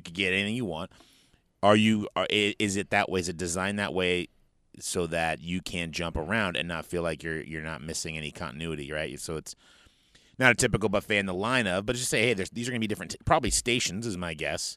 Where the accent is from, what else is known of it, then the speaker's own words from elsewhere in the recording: Northern California, United States; we're from Northern California